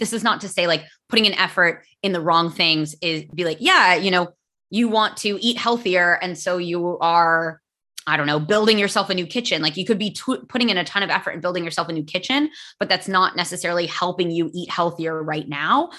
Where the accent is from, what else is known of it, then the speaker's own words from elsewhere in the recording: United States; first language English; I am American and my English is native